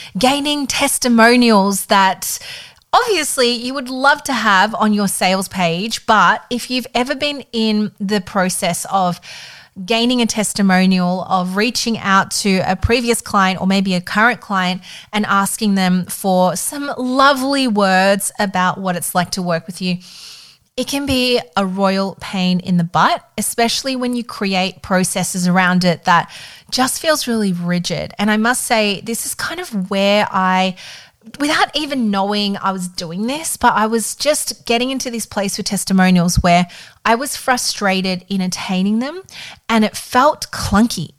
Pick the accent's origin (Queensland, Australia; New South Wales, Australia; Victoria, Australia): Victoria, Australia; Melbourne; moved away as an adult; I was back in my hometown in Melbourne